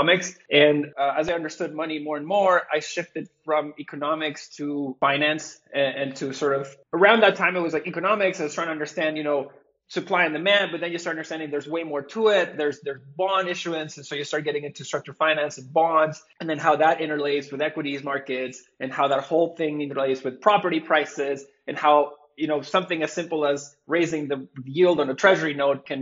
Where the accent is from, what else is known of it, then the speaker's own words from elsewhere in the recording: Venezuela; I was born and raised in Venezuela